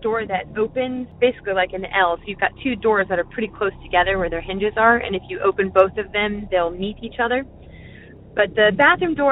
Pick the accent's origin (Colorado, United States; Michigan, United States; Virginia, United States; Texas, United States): Virginia, United States; Mechanicsville; I'm from Mechanicsville, Virginia.